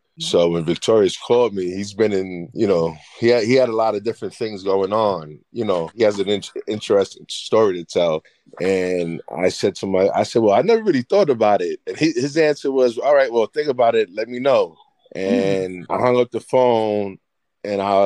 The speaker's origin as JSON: {"language": "English", "town": "New York City", "region": "New York", "country": "United States", "moved": "yes", "lives_now": "Brewster, United States", "said": "I'm originally from the Bronx, but I reside in Brewster, New York."}